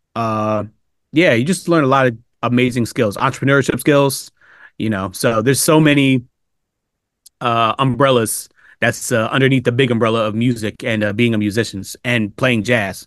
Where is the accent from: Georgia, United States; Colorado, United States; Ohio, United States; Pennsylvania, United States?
Pennsylvania, United States; Upper Darby; also born or lived in Philadelphia; I was born in Philadelphia, but I was raised outside the city in a town called Upper Darby, uh, Pennsylvania